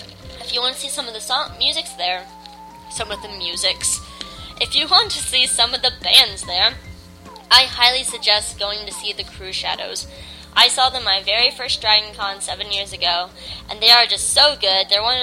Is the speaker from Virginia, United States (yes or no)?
no; Atlanta, Georgia, United States; They're a Doctor Who group here in my hometown.